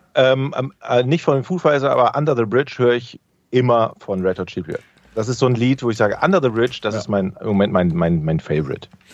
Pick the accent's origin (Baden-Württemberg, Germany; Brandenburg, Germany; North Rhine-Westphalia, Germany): North Rhine-Westphalia, Germany; Düsseldorf; now in Hamburg, Germany; in meiner Heimatstadt Düsseldorf